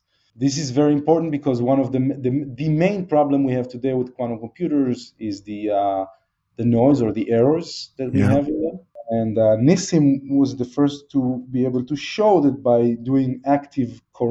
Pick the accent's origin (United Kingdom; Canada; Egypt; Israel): Israel; moved away as an adult; also born or lived in Seattle, United States; I grew up in Israel